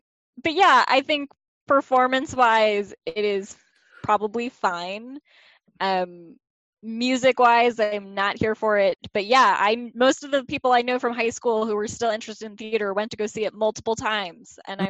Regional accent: Massachusetts, United States; South of Boston.

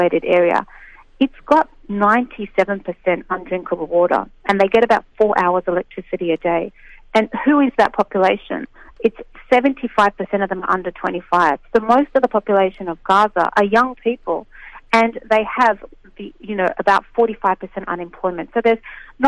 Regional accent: Australia; an Australian Palestinian

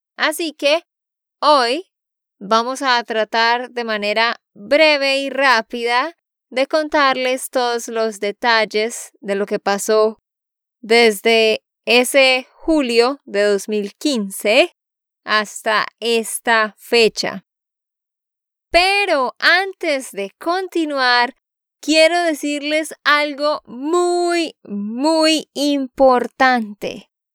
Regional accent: Santander, Colombia; de Santander, Colombia

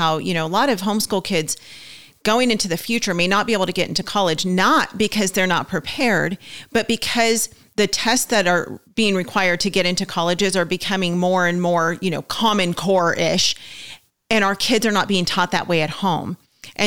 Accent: California, United States; now in Oklahoma, United States; We're from California

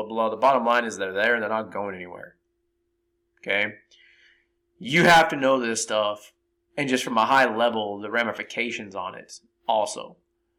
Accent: San Jose, California, United States; I grew up in San Jose, California.

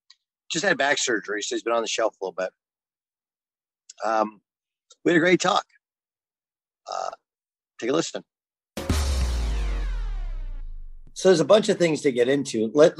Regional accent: Orange County, California, United States; I grew up in Orange County, man. It looks like everything out of the 80s that you would think of. Most of the houses look the same. They're all small lots or whatever.

